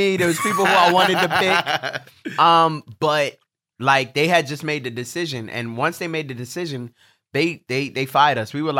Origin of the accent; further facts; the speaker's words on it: Brooklyn, New York, United States; I'm from Brooklyn.